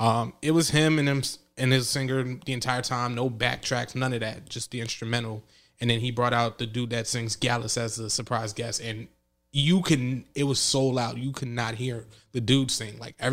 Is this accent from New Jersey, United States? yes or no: yes; New Jersey, United States; I'm from Jersey. She's like, I knew by your accent.